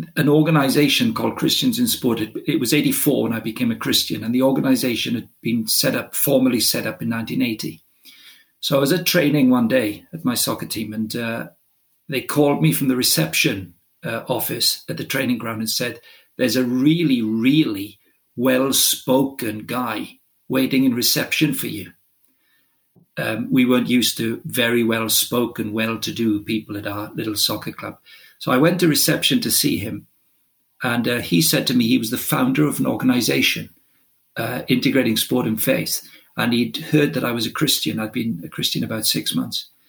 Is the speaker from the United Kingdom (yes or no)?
yes; Wales, United Kingdom; first language Welsh; English is a second language; I, I, grew up in Wales uh, as right through my childhood